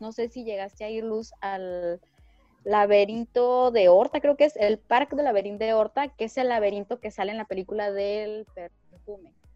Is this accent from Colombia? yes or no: no; Ensenada, Baja California, Mexico; yo soy de Ensenada